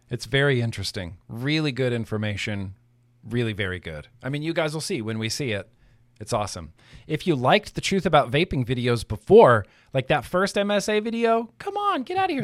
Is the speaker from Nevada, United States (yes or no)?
yes; Nevada, United States; moved away; also born or lived in California; I grew up in Nevada.